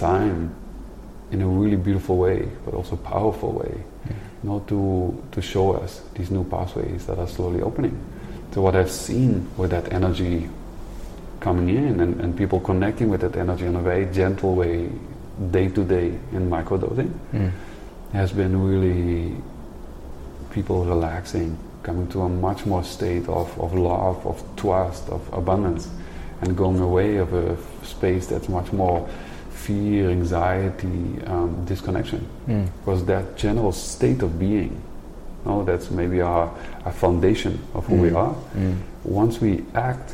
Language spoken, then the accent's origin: English; Netherlands; I come from Holland, the Netherlands